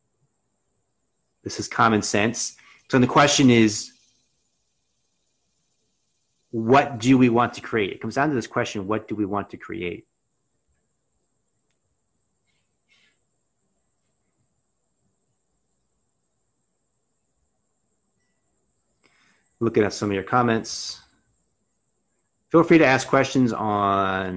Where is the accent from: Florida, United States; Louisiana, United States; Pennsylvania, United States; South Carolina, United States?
Pennsylvania, United States; Reading; I grew up in outside of Reading.